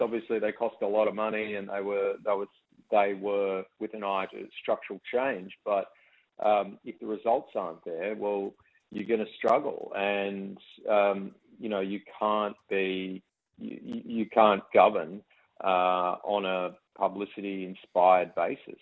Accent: Canberra, Australian Capital Territory, Australia; I grew up in Canberra

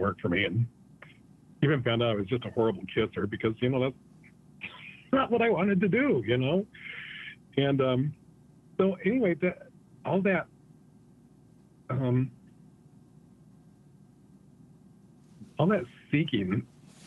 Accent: Manderfield, Utah, United States; I grew up in Beaver, Utah, in a little town outside of Beaver, north of Beaver, about 6 miles, called Manderfield.

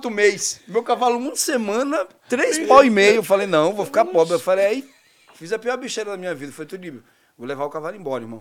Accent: Northeast Region, Brazil; Pô, sou nordestino, pô. Eu andei de cavalo a minha vida inteira.

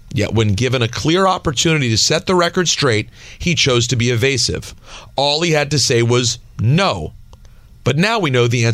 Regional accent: New Jersey, United States; Are you kidding me? I'm from New Jersey.

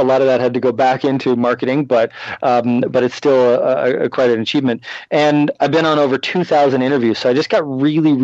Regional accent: Canada; moved away as an adult; now in United States; I'm from Canada originally

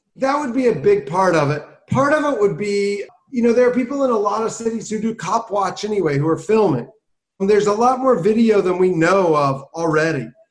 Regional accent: South Carolina, United States; now in Baltimore, United States; I grew up in South Carolina.

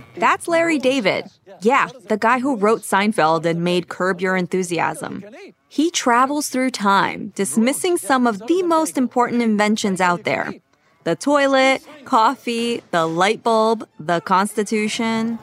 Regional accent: Brazil; I'm from Brazil

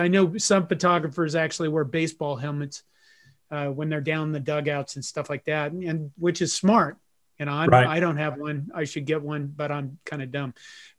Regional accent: Western Nebraska, United States; I grew up Catholic in Western Nebraska.

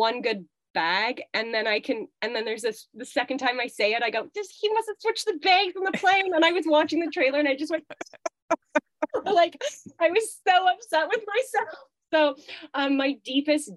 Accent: Canada; accent: Canadian; as a Canadian actor, you immediately go through all the words that you say differently than Americans

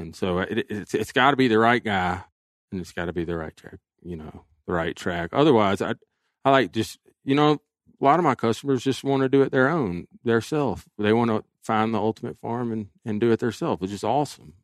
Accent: Alabama, United States; my home state of Alabama

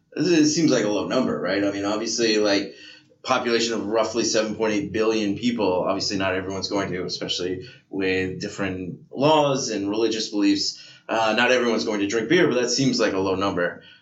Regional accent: Ireland; I think two is actually my maximum, but I'm Irish, so it just goes through me.

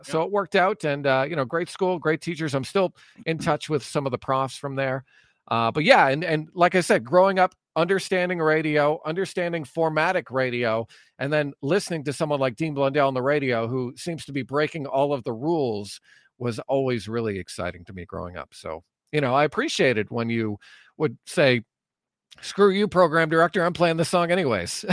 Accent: Ajax, Ontario, Canada; moved away as an adult; also born or lived in Cobourg, Ontario / Courtice, Ontario; now in Alberta, Canada; I grew up in Ajax for a lot of my life, from kindergarten to grade eight, and then I moved to Coburg for a bit

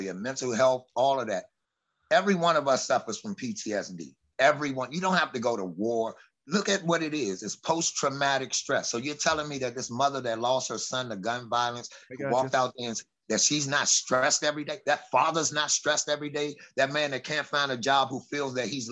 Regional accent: Washington, District of Columbia, United States; Southeast DC

